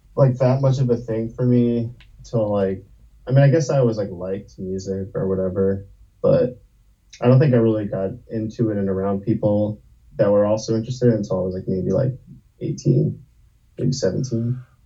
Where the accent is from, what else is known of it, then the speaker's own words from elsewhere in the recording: New Jersey, United States; moved away as an adult; also born or lived in Brooklyn, New York; now in Baltimore, United States; I was born in Brooklyn, and uh, I grew up mostly in New Jersey, and then I moved to Baltimore like 12 years ago, maybe